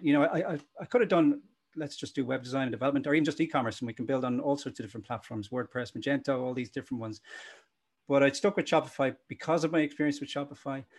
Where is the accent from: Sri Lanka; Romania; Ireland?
Ireland; Dublin, Leinster; also born or lived in Cork / Limerick / Belfast / United Kingdom; my parents actually moved up to Dublin when I was one. So I uh, I learned to crawl and drill in Cork, and then the rest was in Dublin